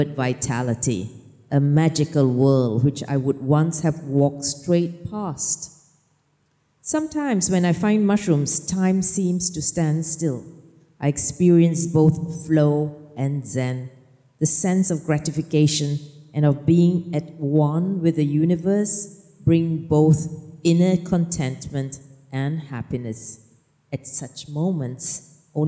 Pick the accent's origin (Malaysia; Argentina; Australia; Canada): Malaysia; now in Norway; I'm Malaysian, right? We don't walk in the forest.